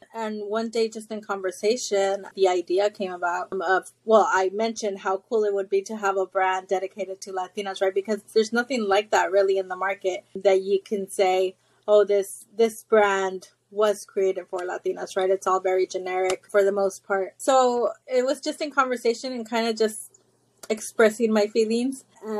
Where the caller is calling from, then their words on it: Houston, Texas, United States; I am in Houston, Texas.